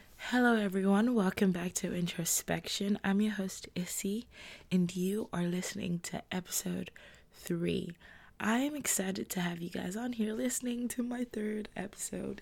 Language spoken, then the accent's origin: English; Nigeria; I'm Nigerian with a Nigerian passport.